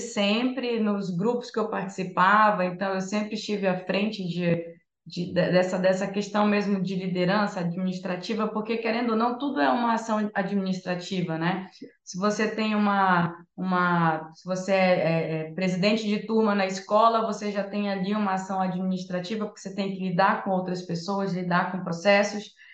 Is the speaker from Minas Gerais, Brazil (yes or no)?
no; Santarém, Pará, Brazil; moved away as an adult; also born or lived in Rio de Janeiro; now in São Paulo, Brazil; eu sou de Santarém, no Pará